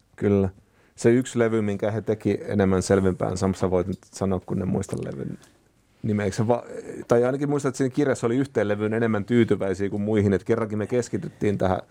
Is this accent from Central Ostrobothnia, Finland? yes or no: no; Huittinen, Satakunta, Finland; Huittisissa, mistä mä oon kotoisin